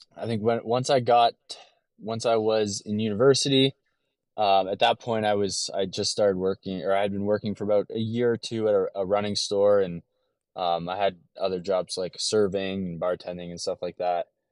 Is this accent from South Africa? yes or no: no; LaSalle, Ontario, Canada; moved away as an adult; now in Detroit area, United States; I was, um, raised in a small town just outside of Windsor, Ontario called LaSalle, Ontario